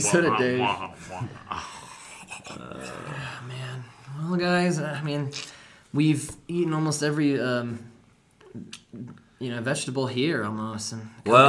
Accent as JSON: {"language": "English", "region": "Colorado", "country": "United States", "said": "We're like, oh yeah, Colorado."}